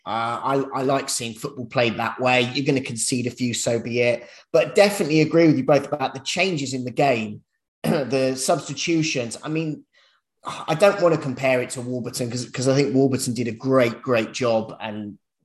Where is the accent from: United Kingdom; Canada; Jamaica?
United Kingdom; London; I'm from North London